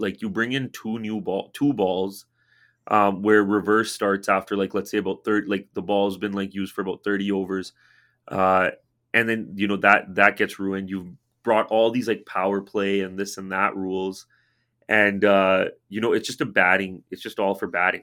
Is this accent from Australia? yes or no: no; Canada; I'm born in Canada